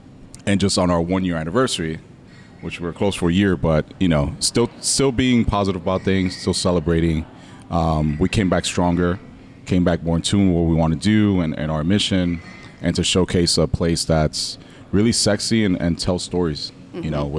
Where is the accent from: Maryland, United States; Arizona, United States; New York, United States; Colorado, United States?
New York, United States; now in Oakland, United States; You know, I am from New York. I love my city, but the town has really been there for me.